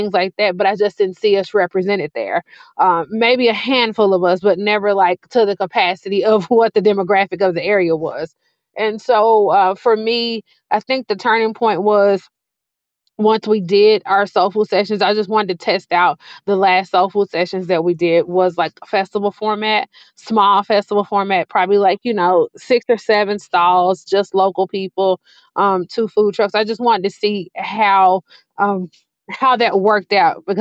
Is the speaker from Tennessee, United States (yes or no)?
yes; Memphis, Tennessee, United States; now in Charlotte, United States; We grew up in Memphis